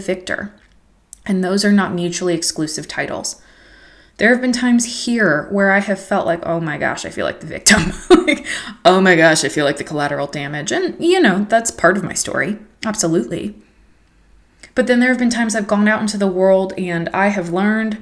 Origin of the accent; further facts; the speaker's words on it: United States; moved away as an adult; as an American woman